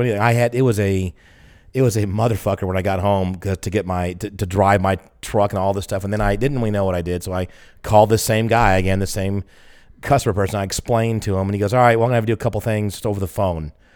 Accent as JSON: {"language": "English", "region": "the South", "country": "United States", "said": "I'm from the South"}